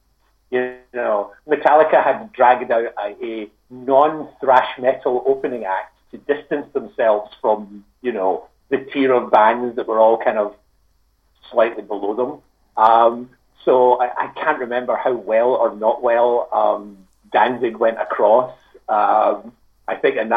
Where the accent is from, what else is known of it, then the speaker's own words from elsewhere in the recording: Scotland, United Kingdom; I'm from Scotland